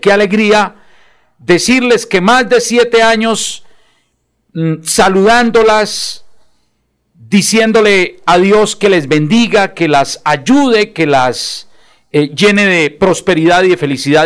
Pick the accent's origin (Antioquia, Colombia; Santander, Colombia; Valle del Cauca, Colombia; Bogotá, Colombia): Santander, Colombia; Bucaramanga; concejal de Bucaramanga, mi tierra, la tierra que me vio nacer